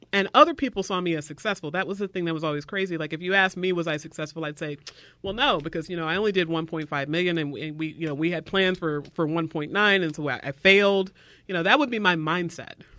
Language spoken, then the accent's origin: English; the South, United States; I was raised in the South